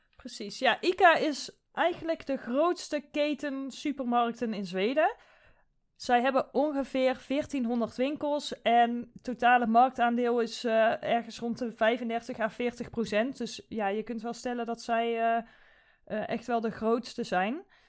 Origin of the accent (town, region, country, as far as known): Netherlands; also born or lived in Sweden